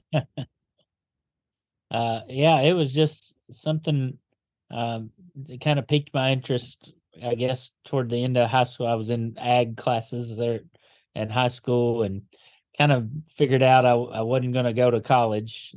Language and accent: English; Paducah, Kentucky, United States; moved away as an adult; now in Gadsden, United States; Born and raised in Paducah, um, just outside of it anyway